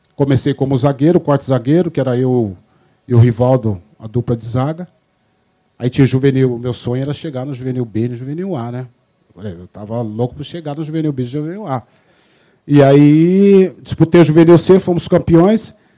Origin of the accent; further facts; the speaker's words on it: Bauru, São Paulo, Brazil; also born or lived in Campinas; Natural de Bauru, né? Eu sou dia 8 de março de 1963, a qual tive toda praticamente a minha adolescência em Bauru.